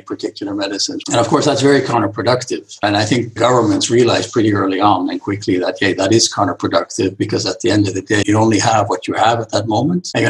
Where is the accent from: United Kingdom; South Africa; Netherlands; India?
Netherlands; moved away; also born or lived in Michigan; I'm from the Netherlands